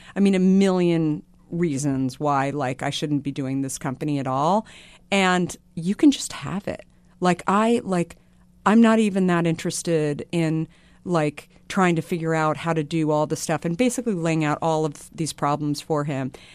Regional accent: Arizona, United States; So I grew up in Arizona

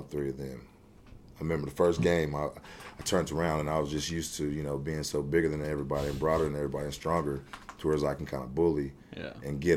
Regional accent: Lee's Summit, Missouri, United States; growing up in Kansas City

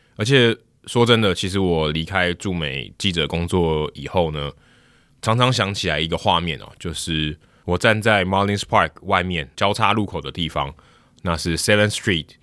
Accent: Taiwan; 我是从台湾来的

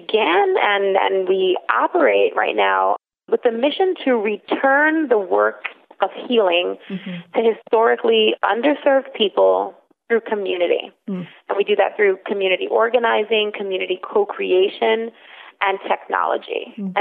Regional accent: New York City, New York, United States; I am born and raised in the South Bronx

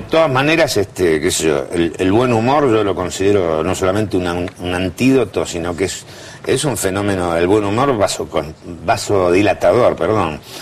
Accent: Buenos Aires, Argentina; Nací y me crié en Plaza Lavalle

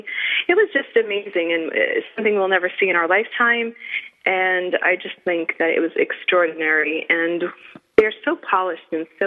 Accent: Cranston, Rhode Island, United States; Cranston, Rhode Island, which happens to be my hometown and state.

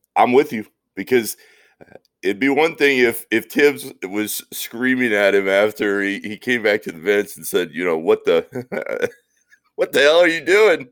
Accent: Orlando, Florida, United States; I grew up in Orlando, watching the Shaq and Penny magic

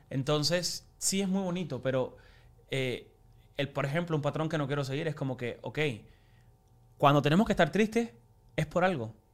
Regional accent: Cuba; now in United States; nacimos en Cuba y tú yo nací en Cuba

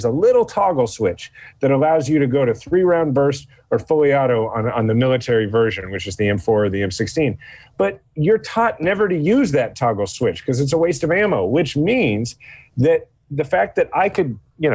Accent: Kansas City, Missouri, United States; I'm from Kansas City

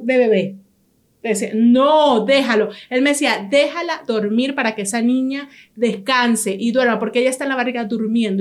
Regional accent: Venezuela; somos nosotros los venezolanos

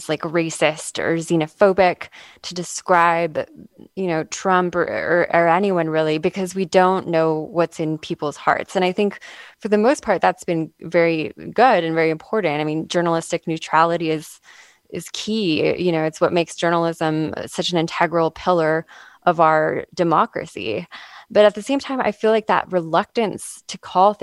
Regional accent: Southern California, United States; growing up in Southern California at the same time as Stephen Miller

